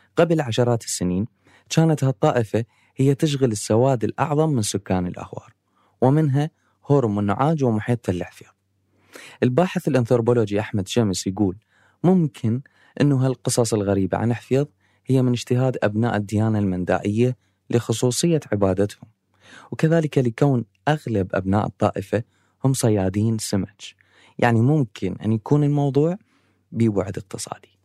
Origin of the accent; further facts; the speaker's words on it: Amarah, Maysan, Iraq; الأسطورة اللي بمدينتي هي بالحقيقة حفيظ، وهالقصة من العراق، وتحديداً من مدينة العمارة